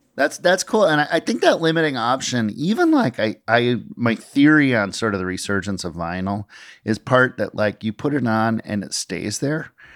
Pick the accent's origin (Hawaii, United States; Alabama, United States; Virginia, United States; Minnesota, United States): Minnesota, United States; I grew up in Minnesota